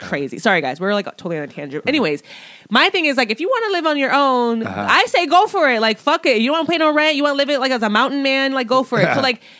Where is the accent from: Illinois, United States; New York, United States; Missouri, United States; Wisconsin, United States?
Illinois, United States; Chicago; We're from Chicago.